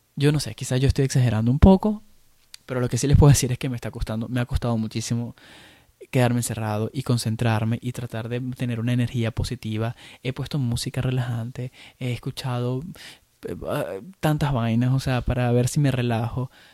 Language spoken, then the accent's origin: Spanish; Venezuela; moved away as an adult; now in Chicago, United States; yo, como venezolano que, soy y que he vivido casi la mayoría de de mi vida, la viví en Venezuela